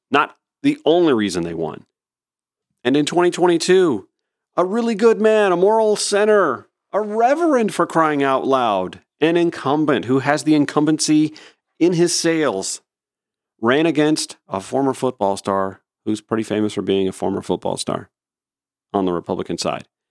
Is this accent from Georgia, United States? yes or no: yes; Augusta, Georgia, United States; moved away; also born or lived in Columbia County, Georgia; back in my hometown, the Daily Newspaper, the Augusta Chronicle